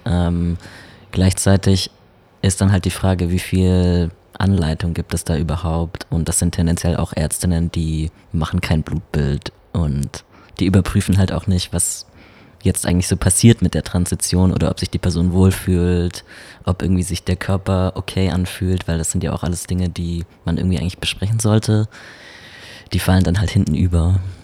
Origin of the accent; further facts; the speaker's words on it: Baden-Württemberg, Germany; now in Berlin, Germany; ich komme ja aus Baden-Württemberg und wenn ich mir so vorstelle, dass ich mich damals dort geoutet hätte, auf dem Dorf mit so 2000 Leuten